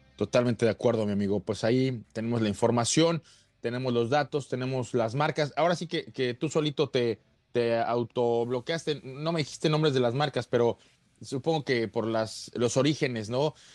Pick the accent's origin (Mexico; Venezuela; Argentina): Mexico; un portafolio de productos que está por llegar ya a nuestro país